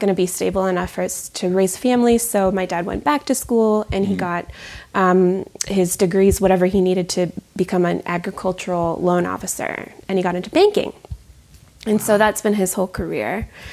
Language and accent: English; Minnesota, United States; I grew up in Minnesota